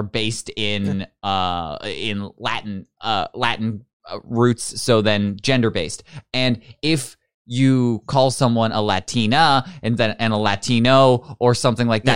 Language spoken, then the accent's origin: English; Newfoundland and Labrador, Canada; I'm like English, and I'm from Newfoundland